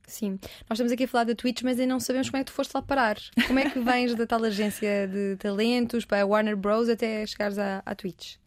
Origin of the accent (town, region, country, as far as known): Portugal